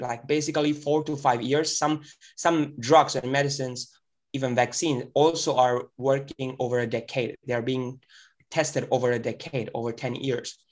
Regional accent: India; moved away; our network back in India, in my hometown and, and other places in India

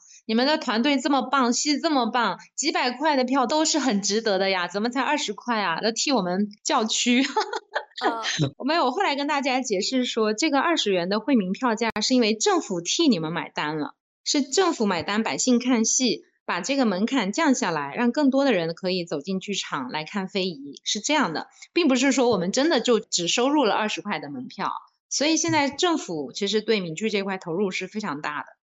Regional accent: Fuzhou, Fujian, China; first language Mandarin; 我们福州人

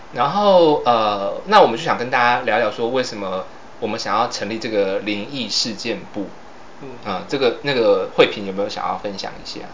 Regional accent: southern Taiwan, Taiwan; 我们是那个来自台湾的最南端嗯啊，我们是南部的那个阳光女儿

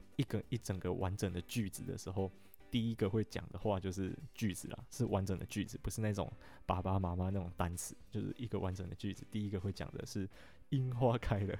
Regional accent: Alishan, Chiayi County, Taiwan; moved away as an adult; 我家住在阿里山一个还蛮特别的地方

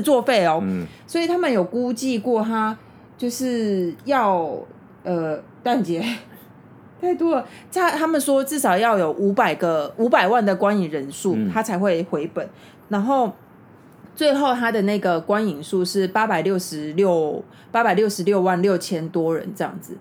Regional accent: Taiwan; 我们台湾人

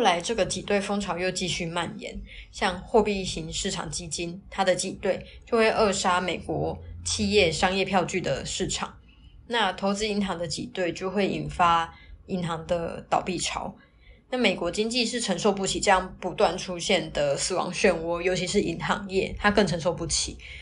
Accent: Taiwan; 那我们台湾这边呢，

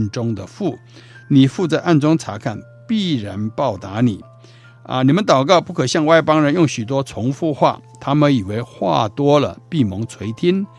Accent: China; 所以古代我们中国人在遇到困难的时候说“苍天呐，天呐”

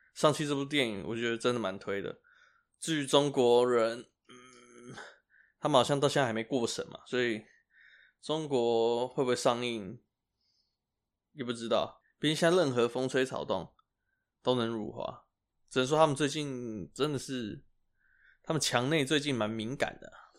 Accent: Taiwan; 我们台湾人

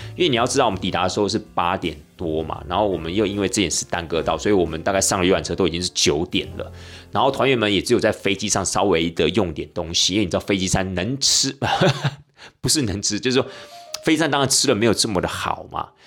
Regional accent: Taiwan; 我们台湾

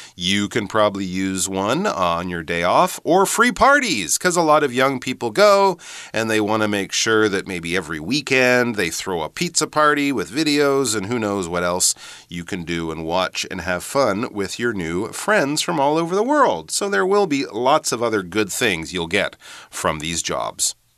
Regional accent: Canada; moved away; also born or lived in United Kingdom; I'm from Canada

